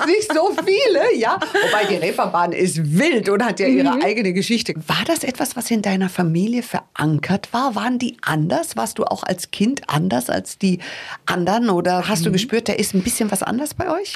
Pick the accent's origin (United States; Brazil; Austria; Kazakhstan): United States; now in Munich, Germany; ich bin ja Amerikanerin